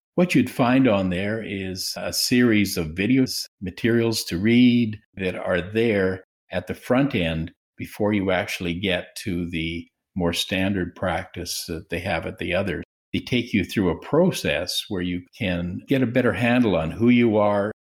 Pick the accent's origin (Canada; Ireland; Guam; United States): Canada; Swift Current, Saskatchewan; I was, uh, born and raised in Swift Current, Saskatchewan